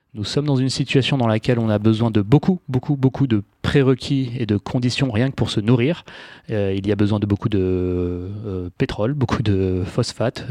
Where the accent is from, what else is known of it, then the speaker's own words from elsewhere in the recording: Paris, Île-de-France, France; moved away as an adult; also born or lived in United States / London; j'ai grandi à Paris, puis je suis allé faire mes études supérieures aux États-Unis, puis en Angleterre